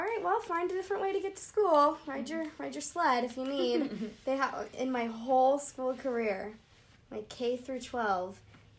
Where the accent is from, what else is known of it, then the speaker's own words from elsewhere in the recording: Montana, United States; I'm from Montana.